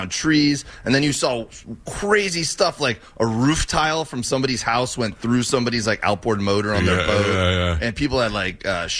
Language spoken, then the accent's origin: English; Miami, Florida, United States; moved away; I grew up in Miami.